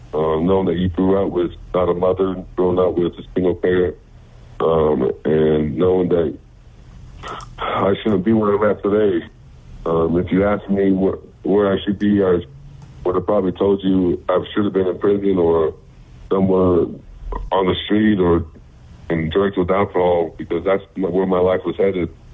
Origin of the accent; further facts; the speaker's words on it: the Bay Area, California, United States; moved away; also born or lived in Utah; I'm originally from California, the Bay Area. My family moved to Utah um, so we settled down there